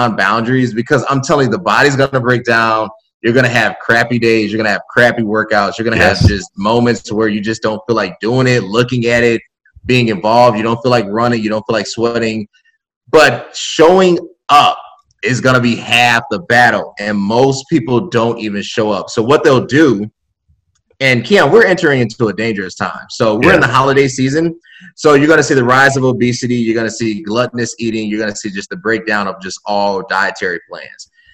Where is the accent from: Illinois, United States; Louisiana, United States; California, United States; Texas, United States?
Illinois, United States; Chicago; a Chicagoan